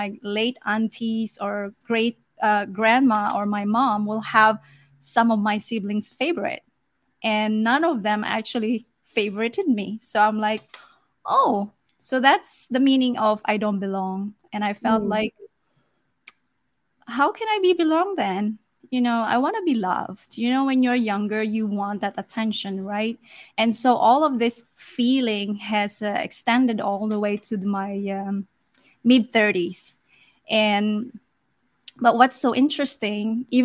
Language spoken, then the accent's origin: English; Philippines; also born or lived in South Africa; I was born in South Africa, and I was the only one who's born outside the Philippines